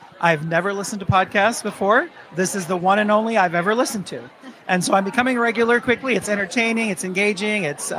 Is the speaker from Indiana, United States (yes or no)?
yes; Central Indiana, United States; I'm from Indiana.